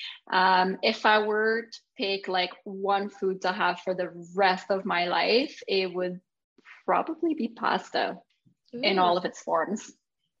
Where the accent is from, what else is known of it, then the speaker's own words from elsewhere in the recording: Quebec, Canada; accent: French Canadian; also born or lived in Toronto; now in Alberta, Canada; Currently I'm in Alberta, but if you can't tell by my accent, I'm French Canadian from Quebec.